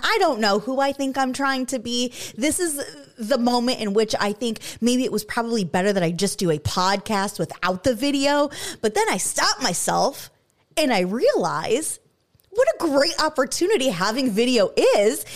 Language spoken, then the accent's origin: English; Michigan, United States; moved away; I grew up in Michigan